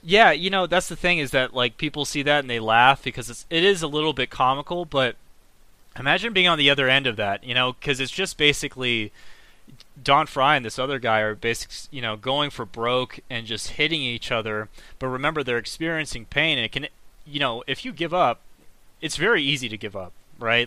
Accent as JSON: {"language": "English", "country": "United States", "said": "I'm an American. I'm proud of being an American"}